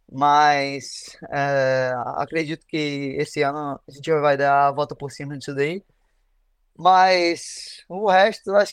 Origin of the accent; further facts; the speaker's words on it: Brazil; Eu tinha falado que a gente é brasileiro e às vezes a gente chega aqui e acha que é isso e, e é totalmente o contrário